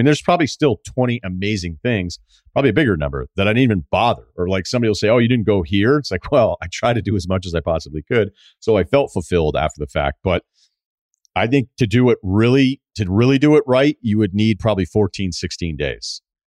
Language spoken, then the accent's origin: English; Midwest, United States; I'm from the Midwest. We met in college in the Midwest and have settled down near my hometown, not far away from where we met.